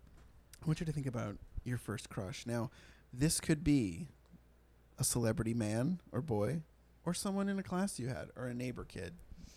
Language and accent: English; Sharon, Massachusetts, United States; born or raised there